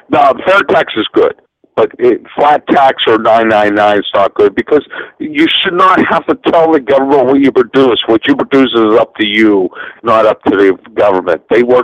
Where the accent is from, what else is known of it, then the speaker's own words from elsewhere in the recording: Florida, United States; because I am from Florida